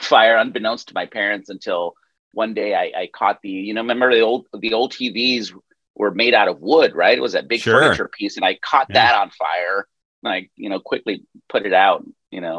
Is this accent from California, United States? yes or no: no; El Paso, Texas, United States; now in Los Angeles, United States; I was born in the sleepy little town of El Paso, Texas